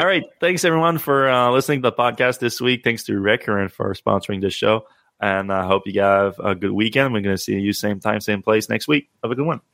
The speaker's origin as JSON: {"language": "English", "country": "Canada", "said": "as a Canadian"}